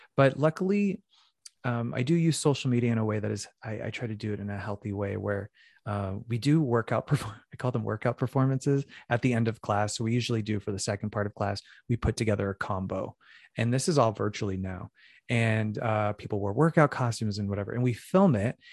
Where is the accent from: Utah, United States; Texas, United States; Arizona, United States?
Arizona, United States; Phoenix; moved away as an adult; also born or lived in New York City; now in Los Angeles, United States; I'm originally from Phoenix, Arizona, and I started dance at a young age